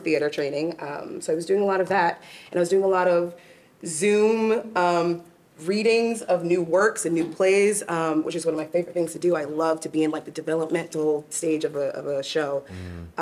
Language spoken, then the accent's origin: English; Long Island, New York, United States; actually from New York. I grew up in Long Island